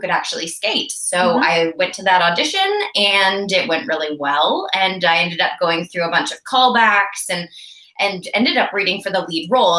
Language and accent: English; Canada; also born or lived in Vancouver, British Columbia; I am a Canadian actor and I'm based in Vancouver, British Columbia.